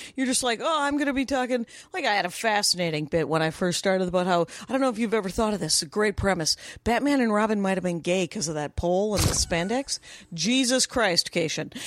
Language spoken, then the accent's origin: English; Wisconsin, United States; moved away as an adult; also born or lived in Minneapolis, Minnesota; now in Los Angeles, United States; I'm from Wisconsin.